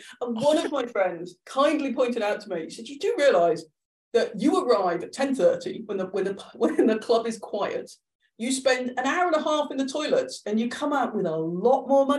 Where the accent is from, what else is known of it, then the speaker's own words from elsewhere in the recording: Ireland; also born or lived in Liverpool; I've moved around a lot, but yeah. Yes, so I'm Irish, despite my accent.